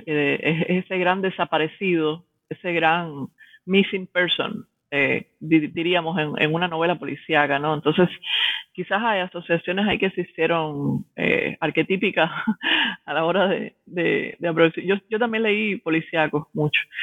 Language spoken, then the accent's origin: Spanish; Cuba; moved away as an adult; also born or lived in Havana / Miami; now in New York, United States; soy una intelectual cubana que resido en Nueva York, estudié en la Universidad de La Habana en los 90, después emigré a los Estados Unidos